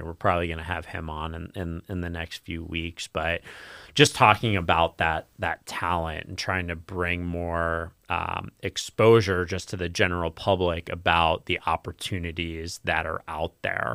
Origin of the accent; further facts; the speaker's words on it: New York, United States; moved away as an adult; now in Florida, United States; I'm from New York originally, and, you know, I've been down in Florida for, I guess, this is twelve years now.